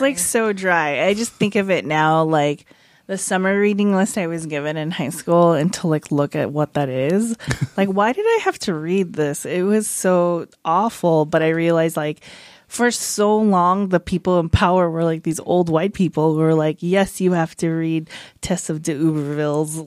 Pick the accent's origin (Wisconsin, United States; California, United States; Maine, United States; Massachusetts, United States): California, United States; San Fernando Valley; I grew up in the San Fernando Valley